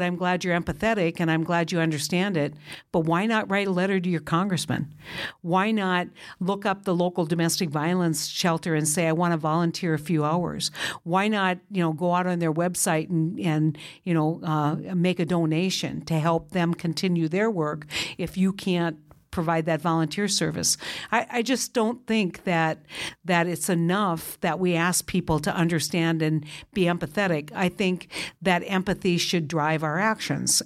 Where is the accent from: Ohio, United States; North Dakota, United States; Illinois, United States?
North Dakota, United States; I was from North Dakota, not South Dakota.